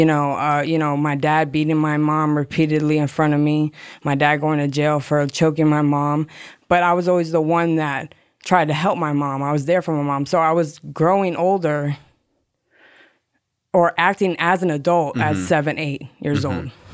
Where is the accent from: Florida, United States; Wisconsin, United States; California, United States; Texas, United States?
Florida, United States; Hollywood; All right, well … from Hollywood, Florida.